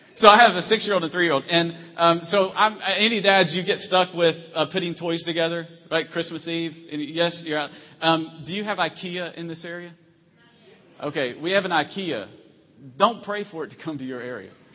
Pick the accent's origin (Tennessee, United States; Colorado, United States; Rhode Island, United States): Tennessee, United States; moved away; also born or lived in Virginia; I'm from originally from Tennessee, and we call it opening up a can on somebody